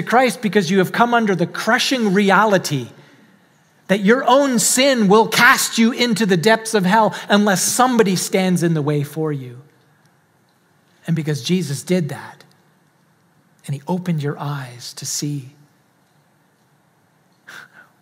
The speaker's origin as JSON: {"language": "English", "country": "Canada", "tie": "born or raised there", "accent": "Canadian", "moved": "yes", "said": "I was born in Canada."}